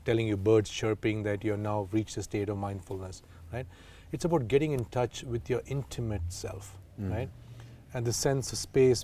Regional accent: Coorg, Karnataka, India; I'm from Coorg, I'm Indian

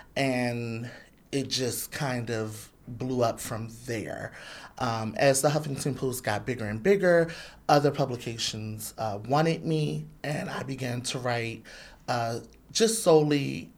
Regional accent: Philadelphia, Pennsylvania, United States; also born or lived in Atlantic City, New Jersey; I was born in Atlantic City. I'm from Philadelphia.

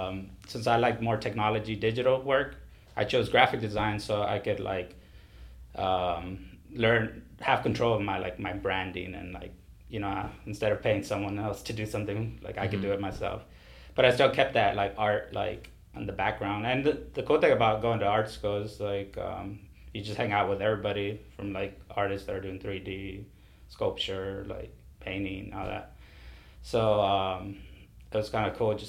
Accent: Washington, United States; also born or lived in San Juan, Texas (Rio Grande Valley); now in Rio Grande Valley, Texas, United States; I was born here in the Valley in San Juan, but I was raised in Washington State

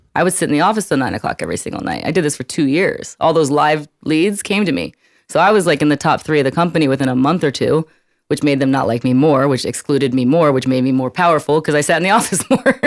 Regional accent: New York City, New York, United States; moved away as an adult; also born or lived in Arizona; I grew up in Brooklyn, New York

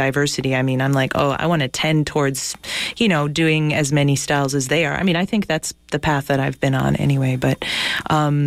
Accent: France; moved away; I grew up in France. I did basically my middle school, high school in France.

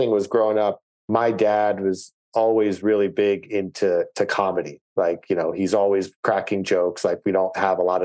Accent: outside Philadelphia, Pennsylvania, United States; I grew up outside Philadelphia, kind of where Delaware, Pennsylvania, Maryland, and New Jersey all kind of meet.

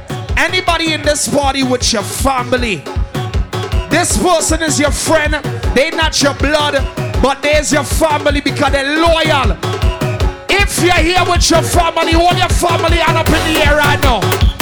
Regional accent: Trinidad & Tobago; I'm fresh from Trinidad. We don't play that.

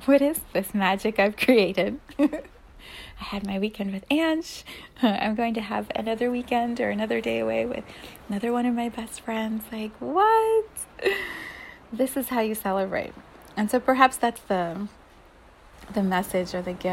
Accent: United States; we as an American community

